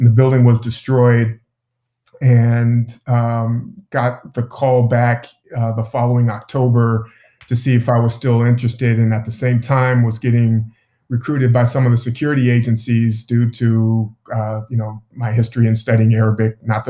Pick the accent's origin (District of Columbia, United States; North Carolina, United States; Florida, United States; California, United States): California, United States; Sacramento; also born or lived in Oakland, California; I'm originally from East Oakland, but grew up mostly in Sacramento. And my parents live just outside of Sacramento now.